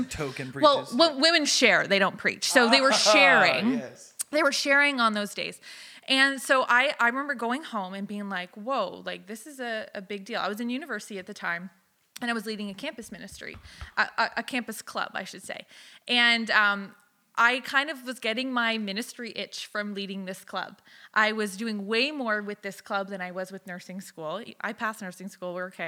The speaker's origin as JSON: {"language": "English", "region": "Alberta", "country": "Canada", "tie": "born or raised there", "also_born_or_lived": "Southern United States", "said": "I moved every 2 years till I was 15. So I was raised in Alberta and the Southern United States for the most part."}